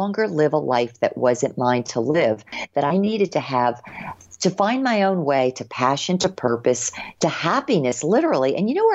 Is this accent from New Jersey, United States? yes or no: yes; New Jersey, United States; moved away; I grew up in New Jersey, nice state